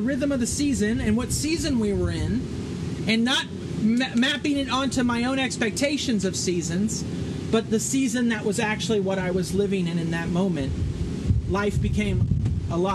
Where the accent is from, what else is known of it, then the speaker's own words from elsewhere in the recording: Northern California, United States; moved away as an adult; now in Florida, United States; I grew up in Northern California